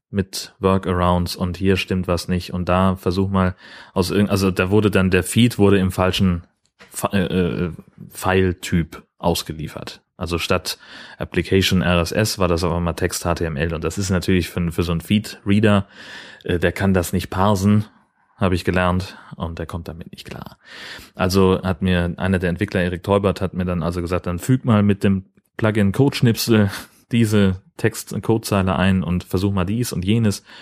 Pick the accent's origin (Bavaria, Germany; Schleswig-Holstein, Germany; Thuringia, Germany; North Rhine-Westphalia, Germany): Schleswig-Holstein, Germany; Gemeinsamkeiten und Unterschiede zwischen Dithmarschen, wo ich herkomme, und dem Allgäu, wo sie herkommt, zu sprechen.